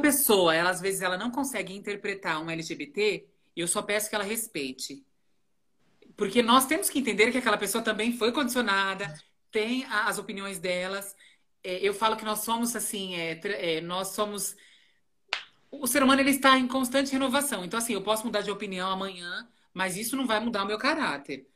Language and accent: Portuguese; Rio Grande da Serra, São Paulo, Brazil; moved away as an adult; also born or lived in Ribeirão Pires; now in São Paulo, Brazil; eu nasci em Ribeirão Pires, né? Morei em Rio Grande da Serra muito tempo